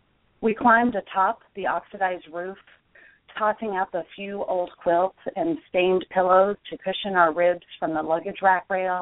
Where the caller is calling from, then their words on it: Provo, Utah, United States; So we're just now getting our first snow here in what's considered Happy Valley. It's the Provo area about 35 miles south of Salt Lake.